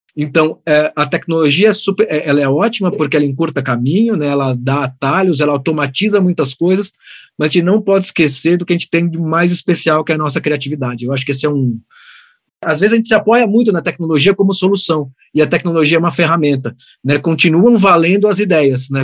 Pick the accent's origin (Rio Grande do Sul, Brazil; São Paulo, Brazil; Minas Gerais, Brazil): São Paulo, Brazil; Santos; Eu nasci em Santos, né, na cidade de Santos